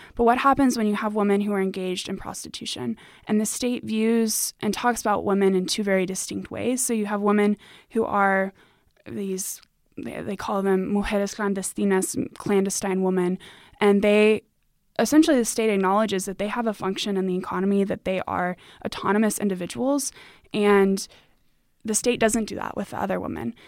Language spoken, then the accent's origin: English; United States; as a Hispanic woman, I you know, I grew up in America